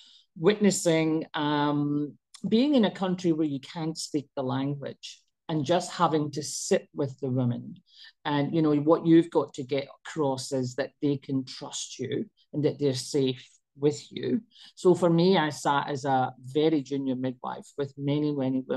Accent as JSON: {"language": "English", "region": "Scotland", "country": "United Kingdom", "tie": "born or raised there", "also_born_or_lived": "Pakistan (ancestry)", "moved": "yes", "lives_now": "Australia", "said": "I was actually born in Scotland, even though I'm Pakistani."}